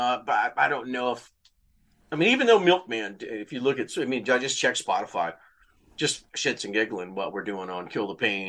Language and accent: English; Louisiana, United States; I'm from Louisiana, I have, Southern roots, man. And so also Baptist roots